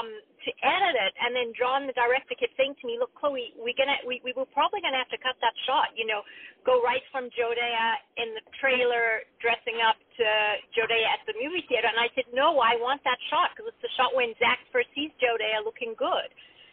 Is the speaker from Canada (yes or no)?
no; Australia; also born or lived in Zimbabwe; But I grew up in Africa, Zimbabwe and Australia, and neither know what Thanksgiving is.